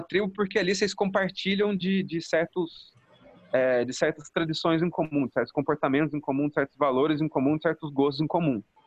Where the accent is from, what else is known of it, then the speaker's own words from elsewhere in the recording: Jaci, São Paulo, Brazil; eu sou aqui de Jaci, minha cidade